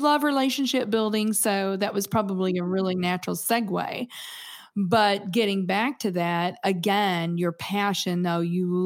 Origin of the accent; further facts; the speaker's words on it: Kentucky, United States; moved away as an adult; now in St. Louis, United States; Greg and I grew up in Kentucky and we moved here in 85 with our jobs